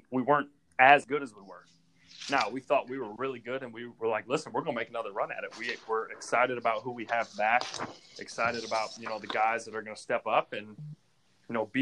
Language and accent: English; Ohio, United States; growing up in Ohio as a Buckeye fan